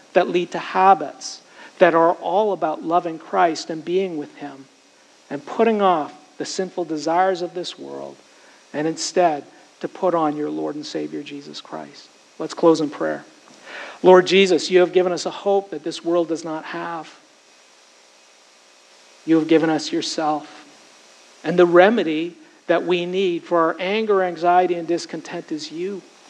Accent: United States; I'm American. I love this country. It's been a great country to me. I am American.

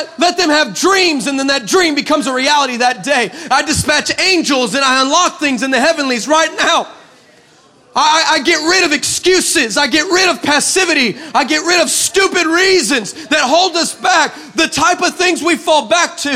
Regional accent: El Paso, Texas, United States; I grew up in El Paso, and what you may not understand is that is the desert. That's like West Texas desert

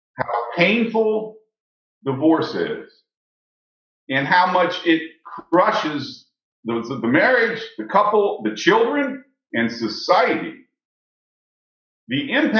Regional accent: St. Louis, Missouri, United States; I was raised in St. Louis

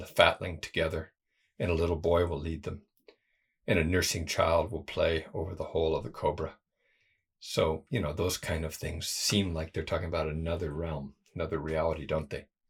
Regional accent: United States; moved away; being American

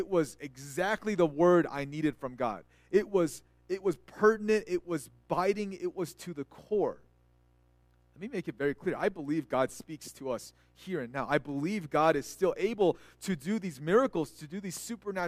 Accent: California, United States; moved away; also born or lived in Texas; they're Korean Americans like I was, and I grew up in California

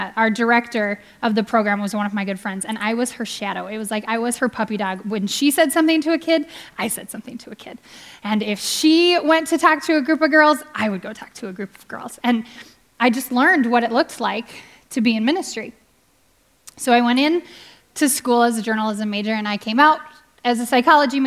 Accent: Minneapolis, Minnesota, United States; also born or lived in Omaha, Nebraska; I was born in Omaha, Nebraska, and we moved up here to the Twin Cities when I was five. And I loved growing up here

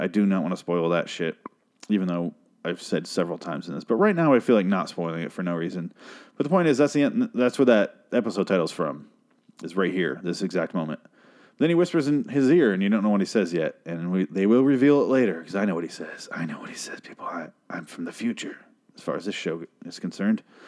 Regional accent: United States; I'm an American

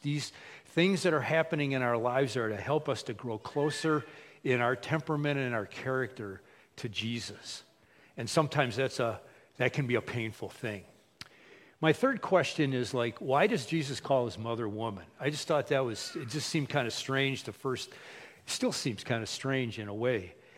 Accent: United States; We, as American Christians, many times, like me, I grew up in a Christian household.

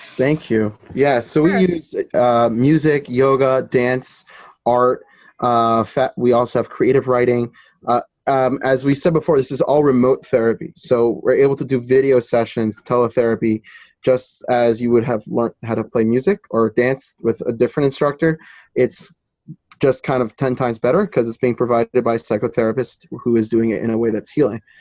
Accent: New Jersey, United States; my home state in New Jersey

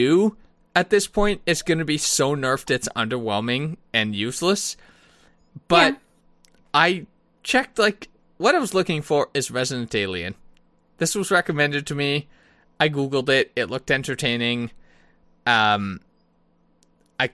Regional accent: Canada; I do love being Canadian

